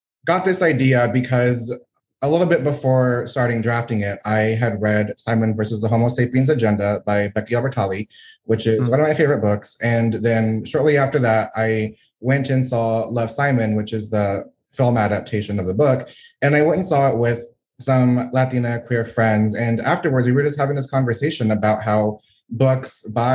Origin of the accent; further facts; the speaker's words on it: Gulf Coast of Texas, United States; also born or lived in San Antonio, Texas; I am a Texan born and raised along the Gulf Coast. I'm currently residing in San Antonio, Texas